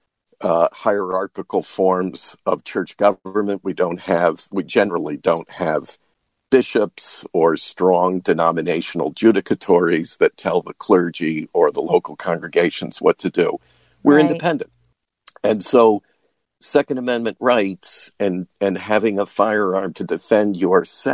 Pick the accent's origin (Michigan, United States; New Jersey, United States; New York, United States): New York, United States; moved away as an adult; also born or lived in Washington, D.C.; I grew up in New York State